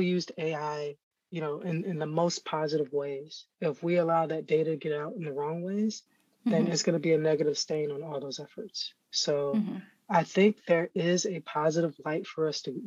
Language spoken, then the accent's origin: English; Florida, United States; I'm from Florida